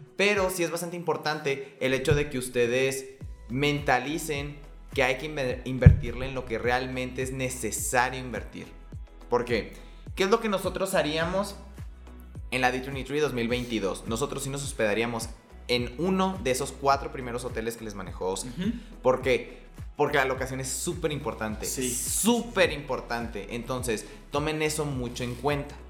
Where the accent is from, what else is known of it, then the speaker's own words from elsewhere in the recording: Mexico; nosotros que somos de México